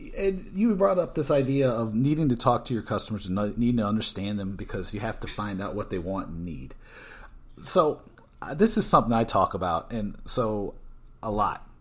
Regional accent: Georgia, United States; moved away; also born or lived in Brooklyn, New York; originally from Georgia, but I, I lived in Brooklyn for a whi-, for a long time.

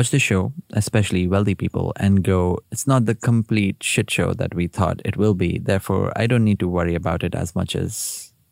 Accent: India; now in United Kingdom; I come from India. I grew up there. I now live in the UK.

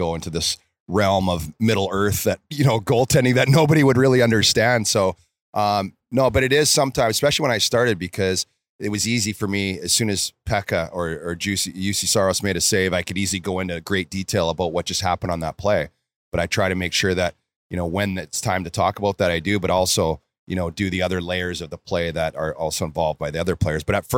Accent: Red Deer, Alberta, Canada; Yeah, it was Red Deer. And just growing up

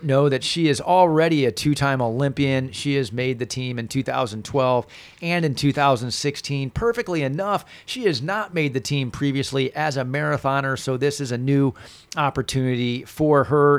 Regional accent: Northern Indiana, United States; I grew up in Northern Indiana

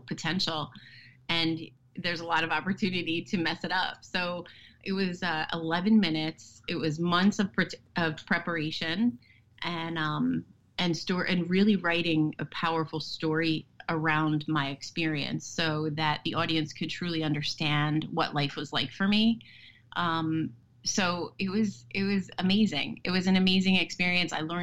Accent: Westfield, New Jersey, United States; I live in Westfield and I was raised here. This is my hometown.

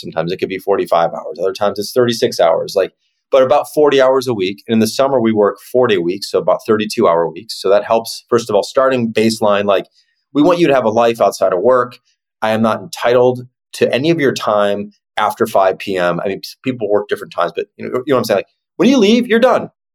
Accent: Chicago, Illinois, United States; it's this Midwestern mindset. I'm from Chicago

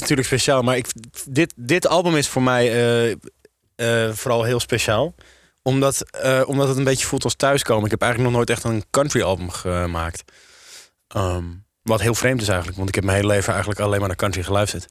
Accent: Amsterdam, North Holland, Netherlands; Ook als Amsterdammer

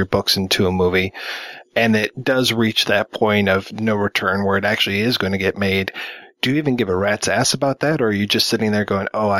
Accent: Detroit, Michigan, United States; Growing up in Detroit, we've got the auto industry.

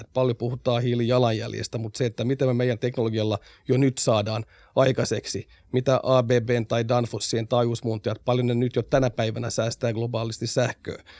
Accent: Vaasa, Ostrobothnia, Finland; meillä on valtavasti hienoja investointeja myös tuolla omalla kotiseudullani. Sen verran mainostan nyt Vaasaa tässä

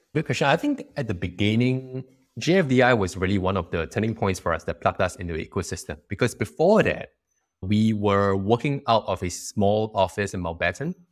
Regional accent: Singapore

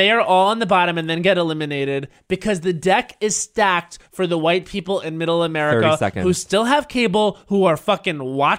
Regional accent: United States; But I want to have a voice because I'm American as well.

